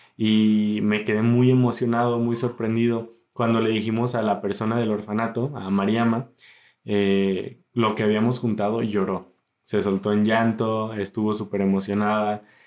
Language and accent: Spanish; Zapotlanejo, Jalisco, Mexico; soy mexicano